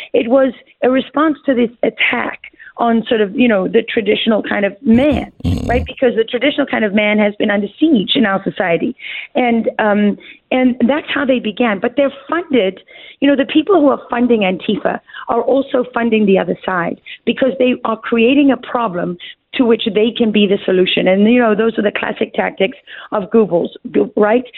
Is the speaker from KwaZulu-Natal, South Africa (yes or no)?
yes; Durban, KwaZulu-Natal, South Africa; moved away as an adult; That's where I'm from. I was born in Mother's Hospital and raised there.